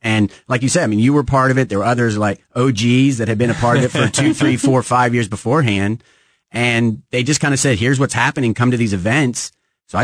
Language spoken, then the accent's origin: English; Kansas City, Missouri, United States; moved away; I grew up in Kansas City, kind of left, traveled, lived around. And when I came back to KC